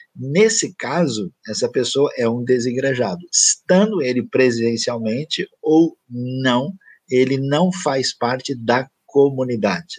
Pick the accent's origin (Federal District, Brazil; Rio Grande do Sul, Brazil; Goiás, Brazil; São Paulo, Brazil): São Paulo, Brazil; moved away; also born or lived in Tocantins; Eu nasci e vivi inicialmente em São Paulo, eu morei um tempo no Tocantins